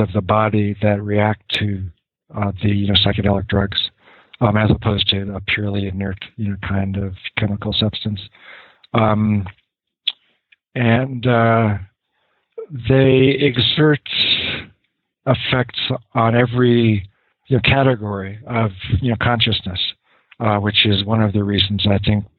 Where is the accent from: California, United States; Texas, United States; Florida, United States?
California, United States; Los Angeles; I was born in Los Angeles to a middle-class family